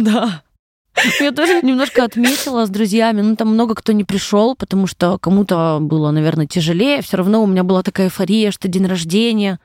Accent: Kasli, Chelyabinsk Oblast, Russia; now in Moscow, Russia; Родилась на Урале, в маленьком городе Косли. Это поселок городского типа, наверное, называется. Вот. Училась в школе я на 4,5

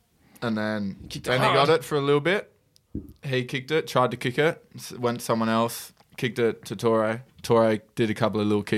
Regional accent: North Sydney, New South Wales, Australia; I'm from North Sydney.

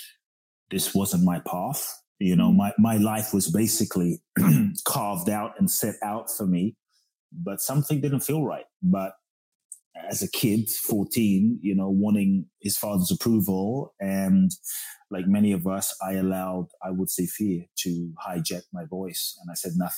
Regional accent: London, United Kingdom; also born or lived in Ghana; I was born in Ghana, West Africa. Father's from Ghana, mother's Japanese. Grew up in London

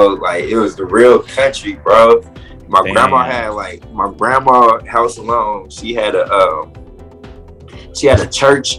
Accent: Richmond, California, United States; also born or lived in Louisiana / Las Vegas, Nevada / Texas; I grew up in Richmond, California. Oh, okay. Grew up in Richmond, man. Then I moved to Louisiana and Vegas, and I moved back. Oh, then I moved to Texas

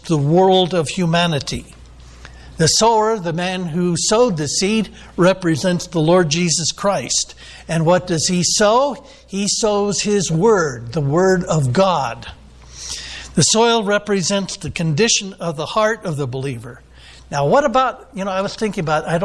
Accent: Elko, California, United States; Central Assembly in Elko, California, which was my hometown

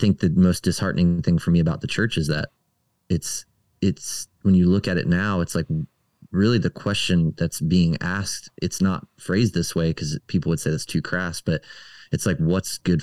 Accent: Maryland, United States; moved away; I grew up in Maryland, right up the street from Eugene Peterson's church

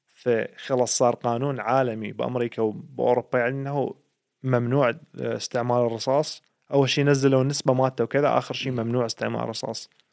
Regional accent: Iraq; now in Sweden; احنا عندنا بالعراق

